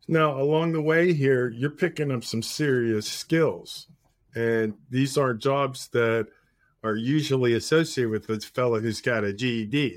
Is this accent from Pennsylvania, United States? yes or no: yes; Pittsburgh, Pennsylvania, United States; Being from Pittsburgh